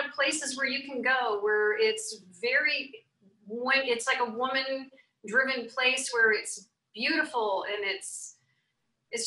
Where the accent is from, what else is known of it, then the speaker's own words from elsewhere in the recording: New Orleans, Louisiana, United States; I was born in New Orleans, so that's a little bit of my heritage that comes through.